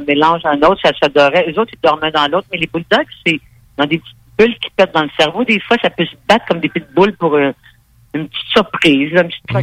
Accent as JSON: {"language": "French", "town": "Montreal", "region": "Quebec", "country": "Canada"}